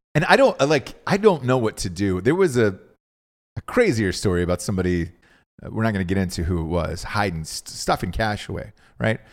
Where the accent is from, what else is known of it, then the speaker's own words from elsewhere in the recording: Georgia, United States; I'm from Georgia.